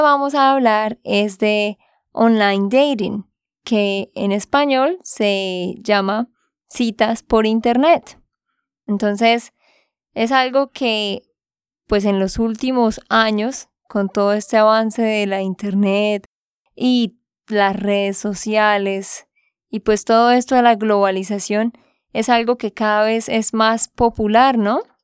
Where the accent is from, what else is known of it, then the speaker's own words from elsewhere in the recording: Santander, Colombia; de Santander, Colombia.